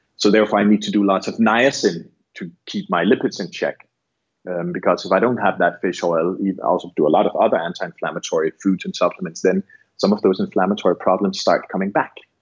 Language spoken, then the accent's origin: English; Barbados; I'm from Barbados